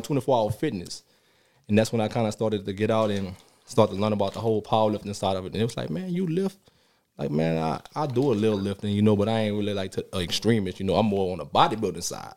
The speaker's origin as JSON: {"language": "English", "town": "New Orleans", "region": "Louisiana", "country": "United States", "moved": "yes", "said": "I'm from New Orleans, Louisiana. I started playing down there"}